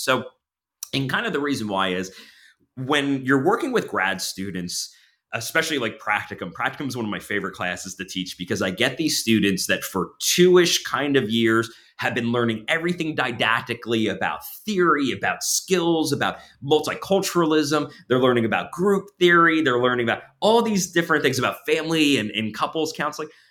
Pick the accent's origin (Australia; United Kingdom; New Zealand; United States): United States; near Long Beach Island, New Jersey; moved away as an adult; now in Pennsylvania, United States; I grew up in New Jersey to, uh, d, down near, uh, Long Beach Island, so I'm kind of a beach guy